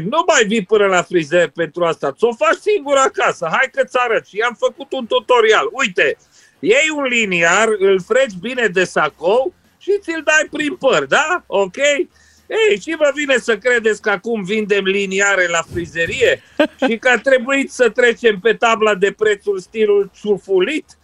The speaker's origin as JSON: {"language": "Romanian", "country": "Romania", "lives_now": "United Kingdom", "said": "sunt aproape mândru că sunt român, să zic."}